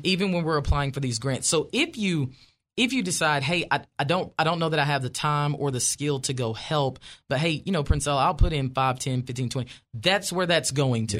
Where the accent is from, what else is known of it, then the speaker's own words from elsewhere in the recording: Wynne, Arkansas, United States; moved away as an adult; now in Franklin, United States; I grew up in Ward Four